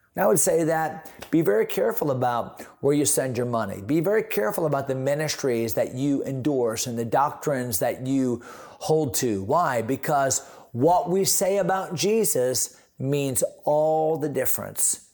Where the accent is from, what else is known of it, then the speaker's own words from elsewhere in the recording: San Antonio, Texas, United States; I am a Texan. I grew up, grew up, but that didn't grow up, but was born in San Antonio